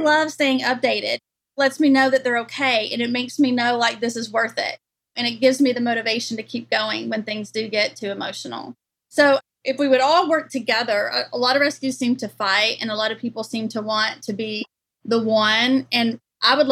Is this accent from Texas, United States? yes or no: yes; Longview, Texas, United States; my hometown in Longview, East Texas